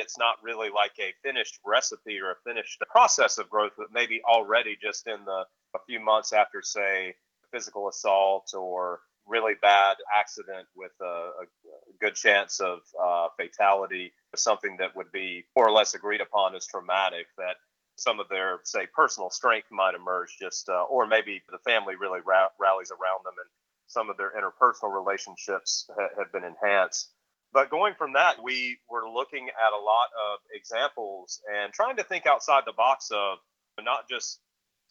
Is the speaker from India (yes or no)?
no; the Carolinas, United States; growing up in the Carolinas